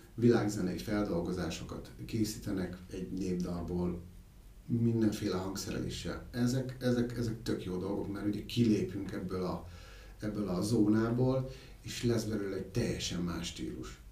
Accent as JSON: {"language": "Hungarian", "town": "Miskolc", "region": "Borsod-Abaúj-Zemplén", "country": "Hungary", "tie": "born or raised there", "said": "én Miskolci születésű vagyok, és ö, ott gyerekeskedtem"}